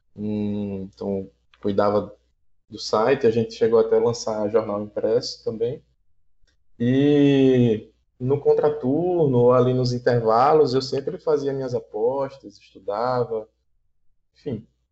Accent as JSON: {"language": "Portuguese", "town": "Aracaju", "region": "Sergipe", "country": "Brazil", "said": "sou de, de Aracaju, Sergipe, aqui do Nordeste"}